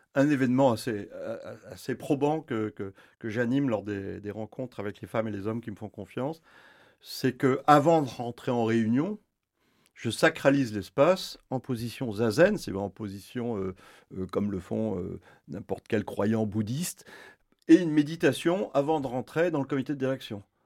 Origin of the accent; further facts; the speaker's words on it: France; chez nous en France